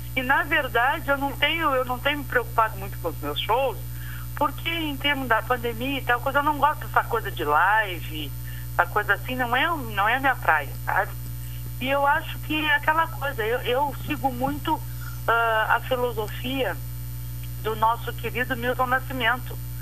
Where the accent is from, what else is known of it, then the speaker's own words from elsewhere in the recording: Pelotas, Rio Grande do Sul, Brazil; como pelotense